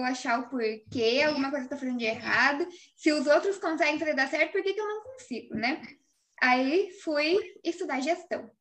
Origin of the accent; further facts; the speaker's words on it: Cascavel, Paraná, Brazil; also born or lived in Laranjeiras do Sul, Paraná; quando ele veio para Cascavel, eu tinha ali meus oito anos de idade